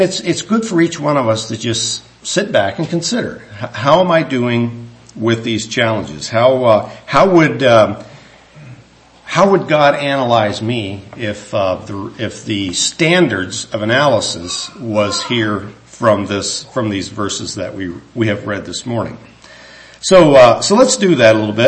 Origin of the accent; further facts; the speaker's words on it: United States; the Lord saw fit that I was born in the United States of America